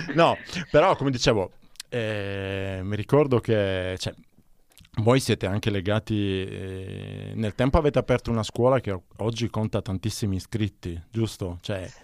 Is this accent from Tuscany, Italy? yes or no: no; Palermo, Sicily, Italy; moved away; io sono palermitano